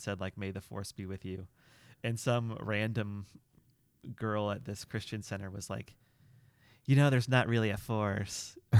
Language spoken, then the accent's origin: English; Illinois, United States; growing up in Illinois